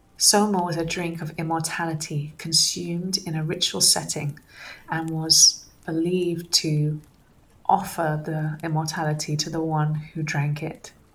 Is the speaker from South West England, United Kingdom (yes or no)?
yes; Somerset, South West England, United Kingdom; growing up in Somerset, having uh, going out to the fields and picking um, liberty caps and eating them, that was my my teenage years